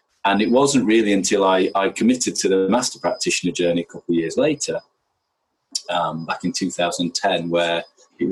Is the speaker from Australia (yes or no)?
no; Yorkshire and the Humber, United Kingdom; I grew up in Yorkshire